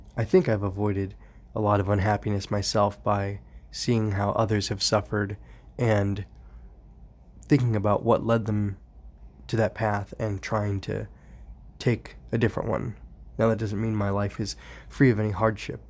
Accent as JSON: {"language": "English", "country": "United States", "also_born_or_lived": "California", "said": "I'm proud of being an American to some extent"}